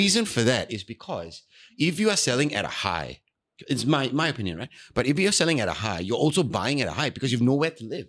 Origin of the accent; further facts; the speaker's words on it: Singapore; I'm Singaporean